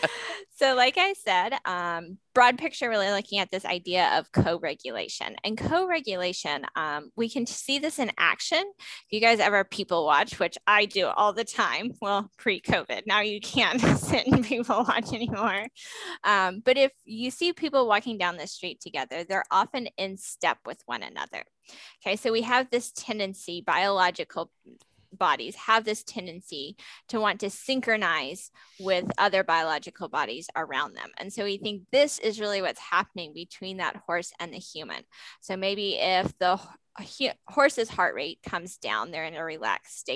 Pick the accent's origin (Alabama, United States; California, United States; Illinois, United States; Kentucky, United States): Alabama, United States; moved away as an adult; also born or lived in Florida; now in New Jersey, United States; I'm originally from Alabama. I did my undergraduate at Auburn University before going to Florida and then coming to the North